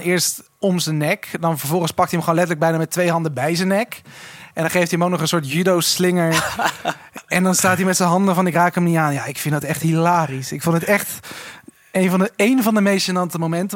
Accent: Switzerland; moved away; ik ben vroeger opgegroeid in Zwitserland

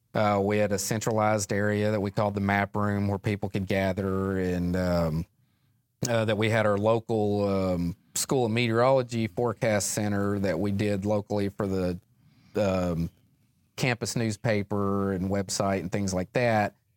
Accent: West Memphis, Arkansas, United States; I grew up just outside of West Memphis, Arkansas

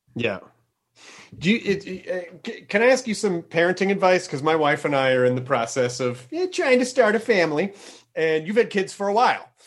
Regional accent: Tennessee, United States; I'm from Tennessee, which is not technically the Midwest

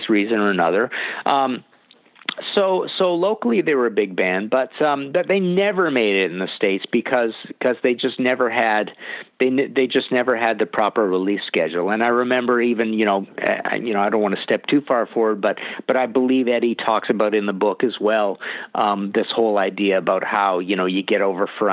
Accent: British Columbia, Canada; I'm from Canada

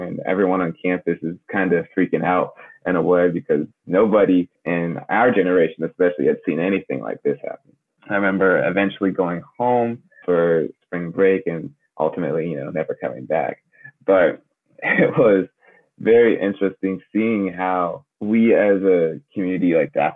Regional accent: United States; born and raised in America

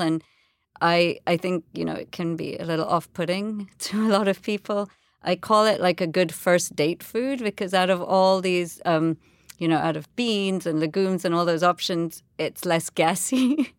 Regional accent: Jamaica; moved away; also born or lived in England; And I was born in Jamaica. I've lived, you know, I was, grew up there my whole life, um, apart from boarding school in England.

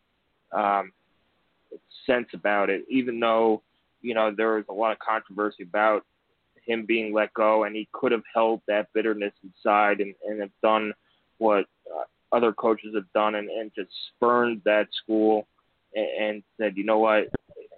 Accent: New York, United States; growing up in New York

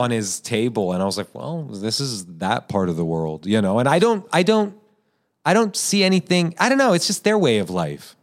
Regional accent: United States; I was born here, Persian American

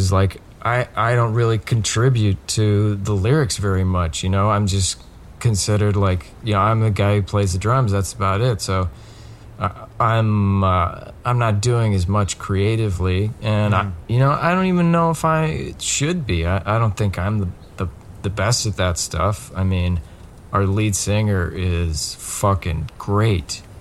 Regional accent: Colorado, United States; moved away; Uh, no. I, I grew up in Colorado, um, and then, uh, so my parents got divorced

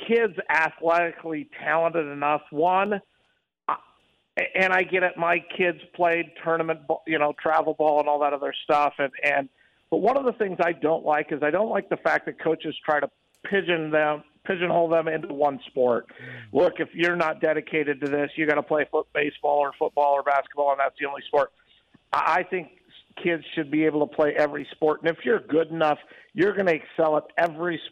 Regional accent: Midwest, United States; born or raised there; now in Las Vegas, United States

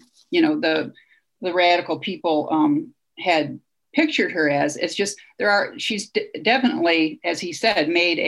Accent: Toledo, Ohio, United States; my hometown of Toledo, Ohio

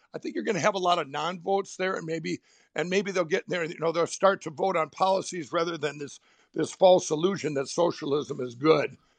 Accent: Minnesota, United States; my home state of Minnesota

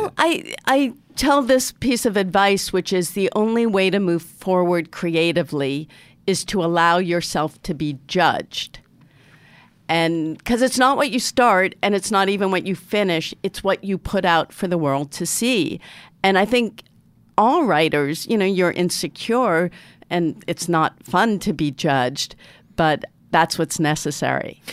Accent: Newton, Massachusetts, United States; I'm from Newton, Massachusetts, which is arguably the most liberal city in the most liberal state

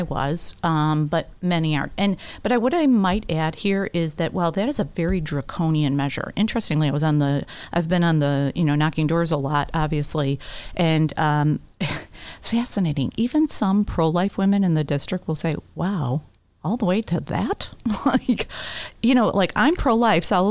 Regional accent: Palos, Illinois, United States; also born or lived in Beverly, Chicago / LaGrange, Illinois; I'm from the Southwest side. I was born in Beverly, grew up in Palos, and I raised my kids in LaGrange.

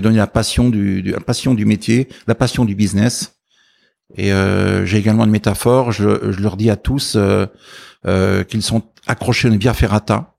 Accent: Ardennes, Grand Est, France; je suis issu du, monde agricole à la frontière belge, donc dans les Ardennes.

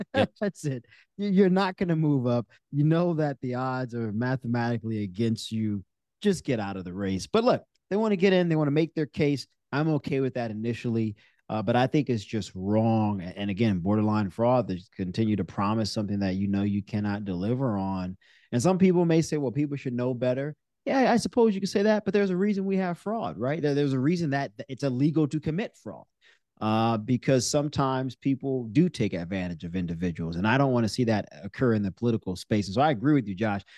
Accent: New Orleans, Louisiana, United States; moved away; grew up in my hometown of New Orleans with me.

